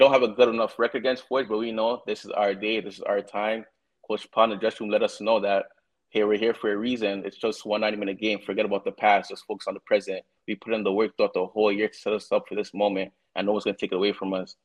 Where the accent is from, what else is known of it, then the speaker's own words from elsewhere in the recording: Toronto, Ontario, Canada; I was born in Toronto